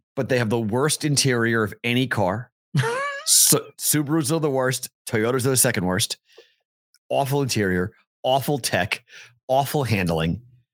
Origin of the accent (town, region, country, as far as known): Massachusetts, United States; born or raised there; moved away